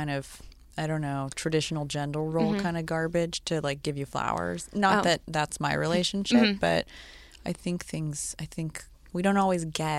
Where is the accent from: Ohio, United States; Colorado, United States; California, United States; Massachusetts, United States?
California, United States; Sacramento; moved away; I grew up in Sacramento